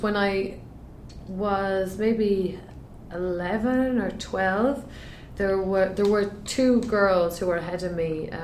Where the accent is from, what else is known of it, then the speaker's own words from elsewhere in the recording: Sligo, Connacht, Ireland; also born or lived in Dublin; now in San Francisco, United States; I was born there. Stayed there for 2 years. And then my father got a job. He's an engineer down in the west coast of Ireland, a place called Sligo. So we moved down there when I was 2